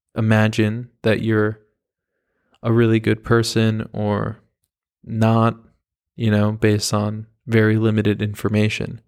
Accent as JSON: {"language": "English", "area": "the Hamptons", "region": "New York", "country": "United States", "tie": "born or raised there", "said": "I grew up in the Hamptons"}